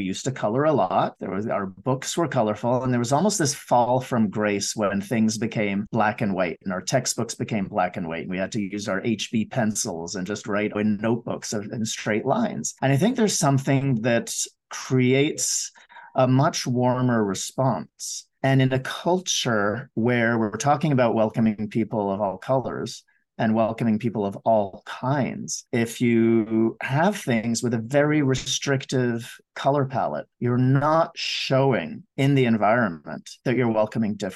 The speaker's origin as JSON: {"language": "English", "town": "Montreal", "region": "Quebec", "country": "Canada", "tie": "born or raised there", "moved": "yes", "lives_now": "Vancouver, Canada", "said": "I grew up in Montreal"}